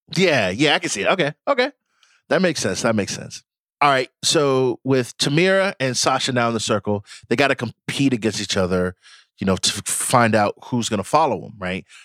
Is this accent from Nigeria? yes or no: yes; Nigeria; I am Nigerian